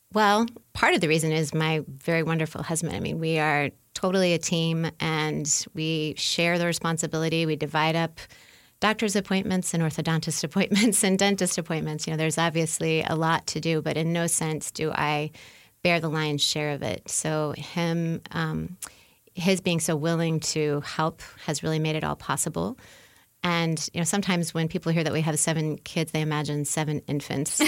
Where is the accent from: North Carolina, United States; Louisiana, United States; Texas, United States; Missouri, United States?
Louisiana, United States; New Orleans; moved away as an adult; now in Indiana, United States; I'm from New Orleans